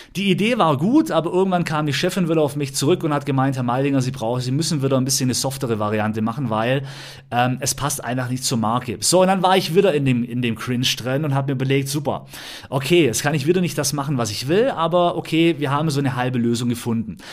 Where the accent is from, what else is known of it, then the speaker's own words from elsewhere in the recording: Ravensburg, Baden-Württemberg, Germany; also born or lived in Berlin; ich komme aus Ramsburg vom Bodensee, habe hier einen riesen Freundeskreis